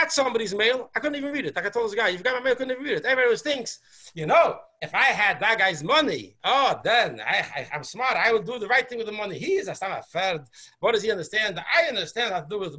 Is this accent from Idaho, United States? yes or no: no; New York City, New York, United States; I was born in Borough Park. I went to the yeshivas I went